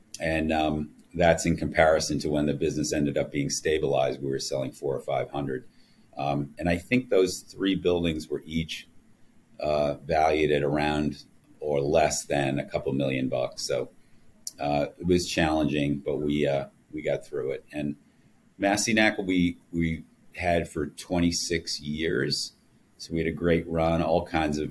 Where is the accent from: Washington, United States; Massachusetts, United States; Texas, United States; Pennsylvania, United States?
Massachusetts, United States; Boston; moved away as an adult; now in New York, United States; my hometown in Boston